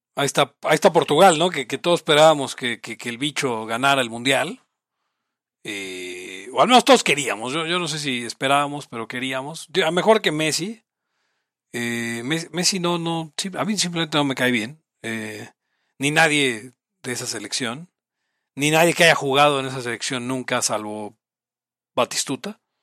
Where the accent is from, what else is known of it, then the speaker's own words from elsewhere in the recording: Mexico; Somos mexicanos, vivimos en Latinoamérica